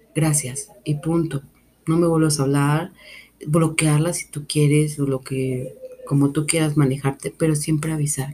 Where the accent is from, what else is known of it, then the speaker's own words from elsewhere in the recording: Mexico; vivo en una cultura que nace con la muerte, porque soy mexicana